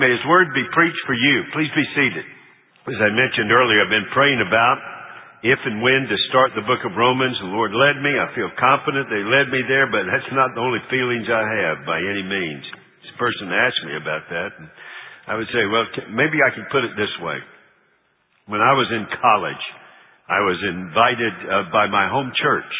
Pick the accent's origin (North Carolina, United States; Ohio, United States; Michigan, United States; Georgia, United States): North Carolina, United States; Charlotte; moved away; We're from Charlotte